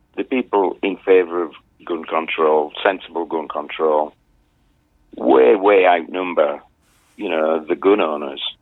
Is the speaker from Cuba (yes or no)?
no; England, United Kingdom; now in Twisp, United States; I'm English. I'm English